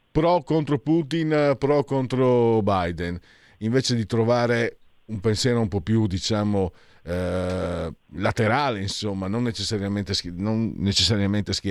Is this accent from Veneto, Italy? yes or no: yes; Veneto, Italy; e io vengo dal Veneto, Friuli, abbiamo questo modo di parlare.